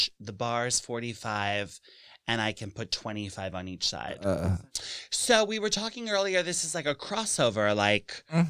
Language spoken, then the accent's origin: English; New York City, New York, United States; But so I'm from here. I'm from New York City and I went to school in Massachusetts and I came back to the city